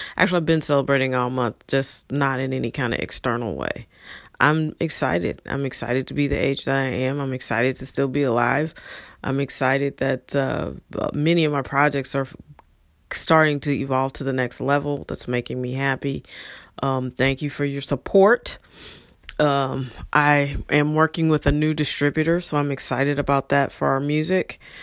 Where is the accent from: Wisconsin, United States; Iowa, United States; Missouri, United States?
Missouri, United States; St. Louis; moved away; also born or lived in Los Angeles; I grew up in in St. Louis